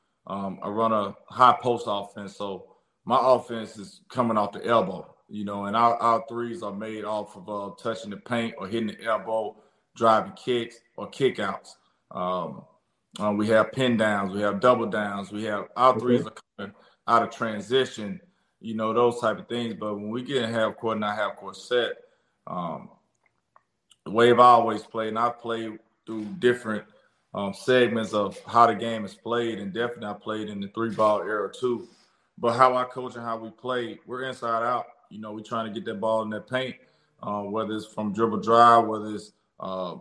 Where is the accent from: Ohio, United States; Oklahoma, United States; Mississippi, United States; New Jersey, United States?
Mississippi, United States; Jackson; I'm real Jacktown, right? Jacktown, I'm from here